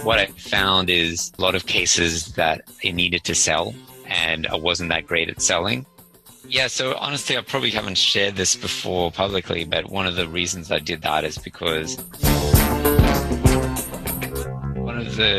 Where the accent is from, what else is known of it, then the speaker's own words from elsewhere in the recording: Sydney, New South Wales, Australia; I'm actually from Sydney, Australia, 46 years old.